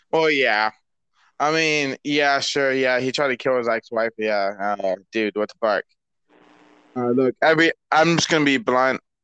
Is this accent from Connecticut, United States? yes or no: no; Michigan, United States; my home state, Michigan